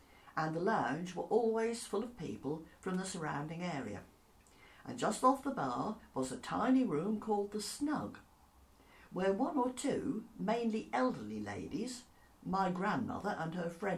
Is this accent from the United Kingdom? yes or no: yes; Gorleston, East of England, United Kingdom; when we were growing up in Goulston, just off what was then the main road to Lowestoft